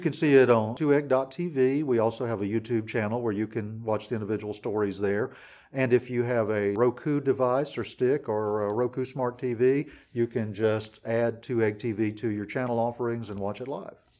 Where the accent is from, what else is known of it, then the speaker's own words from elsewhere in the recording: United States; I grew up in the Wiregrass area